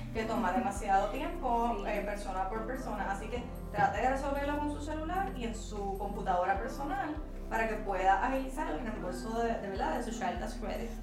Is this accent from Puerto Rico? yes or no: yes; Puerto Rico; como somos un territorio americano